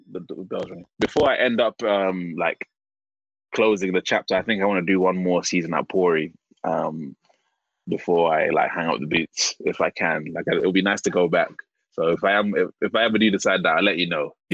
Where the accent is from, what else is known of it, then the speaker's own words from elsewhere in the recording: London, United Kingdom; From obviously, I'm from London, so we have a certain way of speaking. Um, I'm from South London. We have a certain way of speaking.